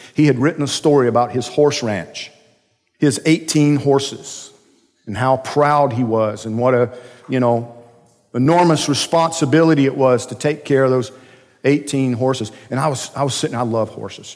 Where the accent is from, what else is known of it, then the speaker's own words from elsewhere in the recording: Georgia, United States; I'm from Georgia